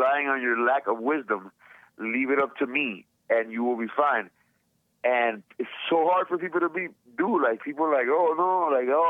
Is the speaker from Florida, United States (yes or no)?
yes; Miami, Florida, United States; I'm from Miami, you know, my parents are Cuban, and I'm a proud American